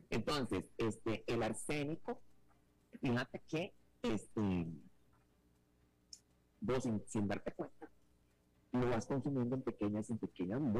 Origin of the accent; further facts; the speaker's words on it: Mexico; Bueno, pero mi amor, soy mexicano, que está pasando?